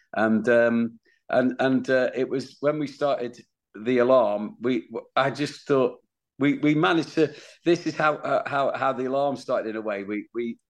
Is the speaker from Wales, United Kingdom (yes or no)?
yes; Wales, United Kingdom; for my band we're from Wales